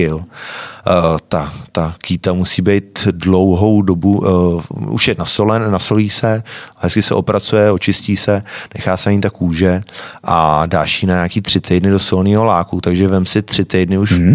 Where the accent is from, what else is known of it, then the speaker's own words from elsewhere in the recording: Mladá Boleslav, Central Bohemian Region, Czechia; já jsem z Malý Boleslavy